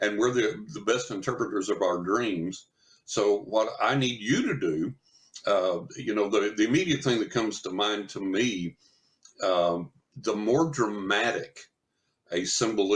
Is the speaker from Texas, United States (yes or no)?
yes; West Texas, United States; when I was a teenager growing up in West Texas